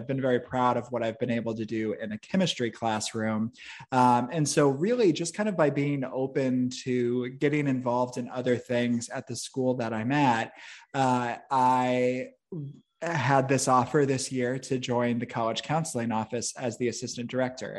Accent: Midwest, United States; also born or lived in Chicago suburbs, Illinois; I grew up in the Midwest

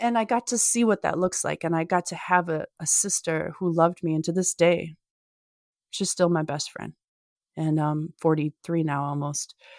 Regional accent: Minnesota, United States; I'm from Minnesota

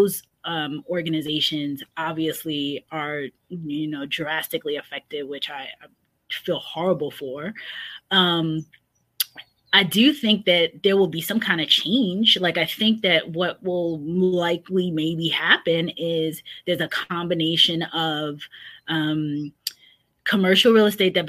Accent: New York City, New York, United States; moved away as an adult; now in Northern Virginia, United States; growing up in New York

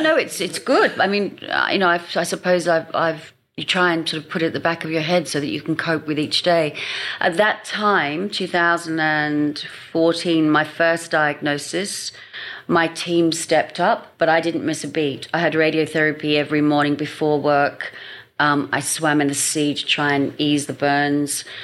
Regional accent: London, United Kingdom; moved away as an adult; also born or lived in Hong Kong; now in Sydney, Australia; having been brought up in london in a what i realize now is quite a fast pace and loving london i mean it's my hometown london

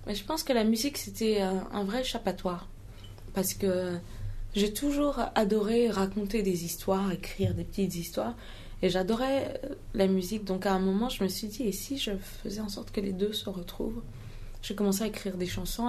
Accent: Mali; French is a second language; moved away; also born or lived in Ghana; en grandissant au Mali et en Afrique en général, j'ai grandi entre le Ghana et le Mali

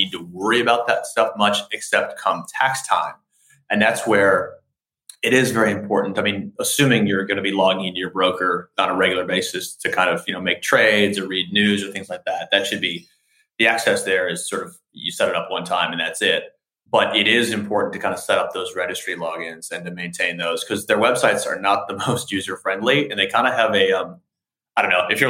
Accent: United States; accent: American; moved away as an adult; also born or lived in Australia; as an American, as I'm sure you can hear in my accents

